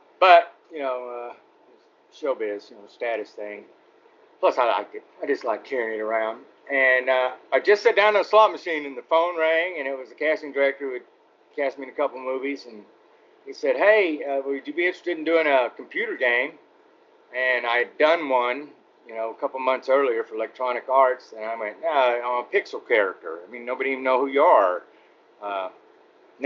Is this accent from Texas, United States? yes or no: yes; Arlington, Texas, United States; moved away; also born or lived in Gilmer, Texas / Los Angeles; I grew up in Arlington, but a lot of my early childhood was in Gilmer